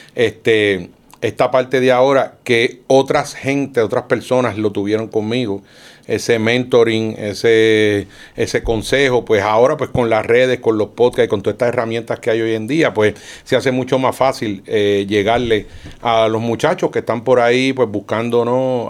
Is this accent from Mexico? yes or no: no; Sabana Grande, Puerto Rico; yo vengo de Sabana Grande, que es un pueblito